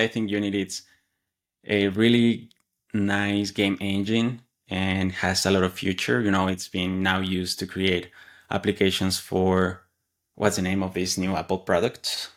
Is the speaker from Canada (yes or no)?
no; Mexico; English is a second language; moved away as an adult; now in Atlanta, United States; I live in the U S, Atlanta, Georgia, and I come from Mexico